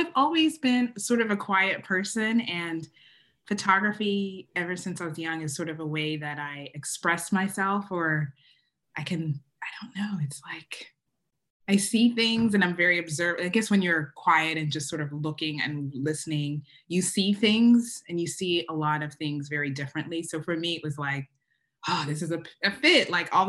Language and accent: English; Uganda; first language Luganda